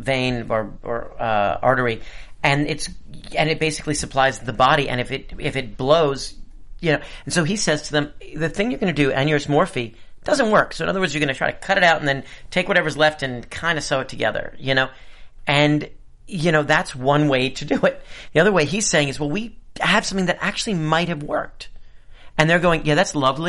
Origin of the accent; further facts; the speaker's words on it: New York City, New York, United States; I grew up in New York City with kids who were sort of betwixt and between.